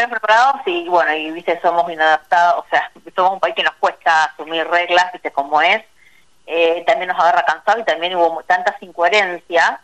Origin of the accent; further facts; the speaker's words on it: Argentina; yo que nací en Vigán eh, crecí ahí